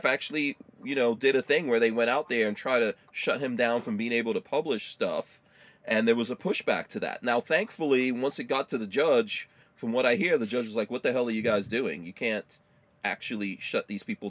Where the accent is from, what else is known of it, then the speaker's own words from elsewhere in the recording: New York City, New York, United States; I grew up in New York City